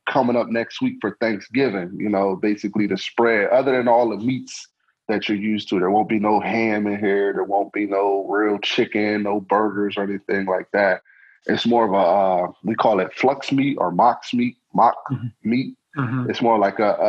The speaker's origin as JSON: {"language": "English", "town": "Harrisburg", "region": "Pennsylvania", "country": "United States", "tie": "born or raised there", "also_born_or_lived": "Atlanta", "said": "We're the capital of PA"}